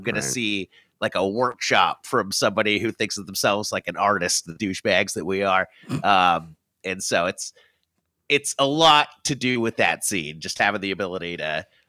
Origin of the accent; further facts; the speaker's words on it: Ventura, California, United States; Ventura, California, a little north of LA.